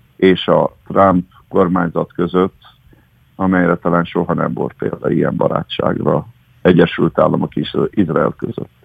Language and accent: Hungarian; Hungary; mint magyarként én nem vagyok megsértődve